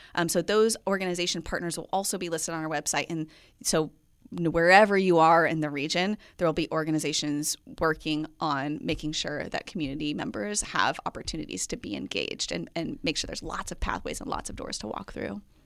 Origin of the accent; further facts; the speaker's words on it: Midwest, United States; moved away; also born or lived in Central Coast, California; I'm from the Midwest